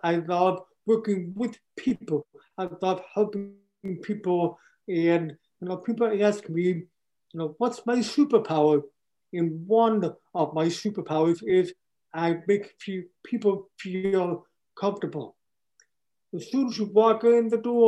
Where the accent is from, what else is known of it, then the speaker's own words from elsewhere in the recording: Michigan, United States; also born or lived in Miami, Florida; Everything that I do is in Michigan. This is my hometown